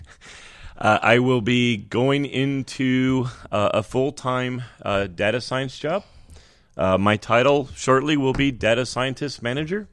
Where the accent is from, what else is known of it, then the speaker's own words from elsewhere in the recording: California, United States; in California, that, which is, that, that's my home state